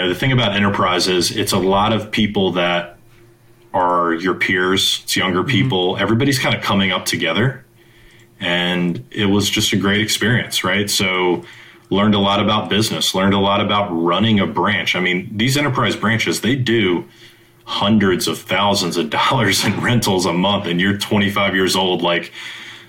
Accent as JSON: {"language": "English", "region": "Virginia", "country": "United States", "tie": "born or raised there", "also_born_or_lived": "San Francisco", "moved": "yes", "lives_now": "Charlotte, United States", "said": "I'm an East Coast guy. I was born in Virginia"}